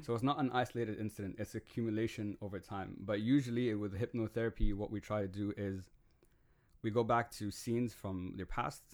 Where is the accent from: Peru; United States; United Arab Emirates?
United Arab Emirates; Dubai; I grew up in Dubai.